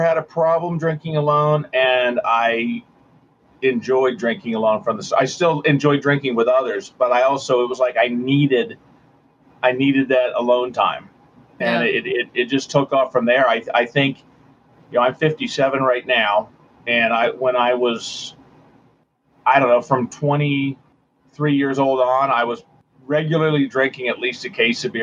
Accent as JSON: {"language": "English", "region": "California", "country": "United States", "tie": "born or raised there", "moved": "as an adult", "lives_now": "Cincinnati, United States", "said": "I grew up on the West Coast in California, but came out for college to Cincinnati, Ohio"}